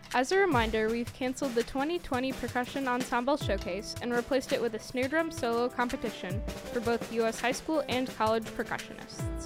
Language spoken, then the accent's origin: English; McKees Rocks, Pennsylvania, United States; I'm originally from uh, Pittsburgh, Pennsylvania, and technic- even more technically, oh, okay. McKees Rocks, Pennsylvania